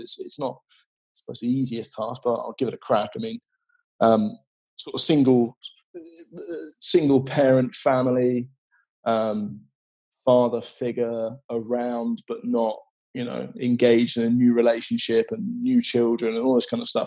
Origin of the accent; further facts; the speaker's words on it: West Country, South West England, United Kingdom; I grew up in the West Country in a, in a sort of small, small, small fishing town